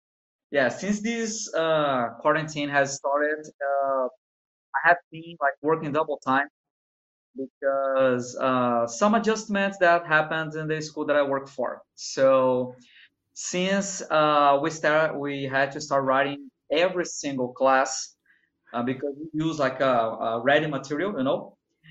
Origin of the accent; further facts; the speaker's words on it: Espírito Santo, Brazil; also born or lived in Rio de Janeiro; Technically speaking, no, I'm from Rio. I was born in Rio